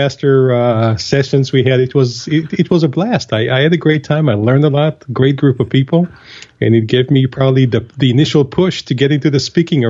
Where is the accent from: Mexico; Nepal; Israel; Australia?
Israel; moved away as an adult; now in United States; I was born and raised in Israel, and I was 22 or 21 years of age right after the military service when I first had the opportunity to arrive to the U.S.